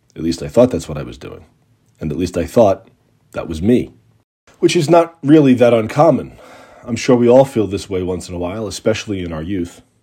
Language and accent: English; Long Island, New York, United States; moved away; also born or lived in Boston; the aluminum siding and nylon curtains of Long Island's post-war suburbs where I grew up